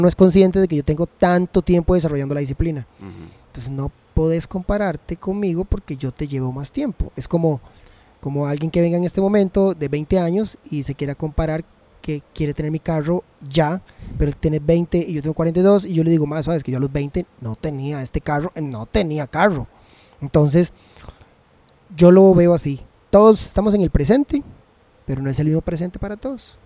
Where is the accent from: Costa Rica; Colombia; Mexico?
Costa Rica; nosotros como ticos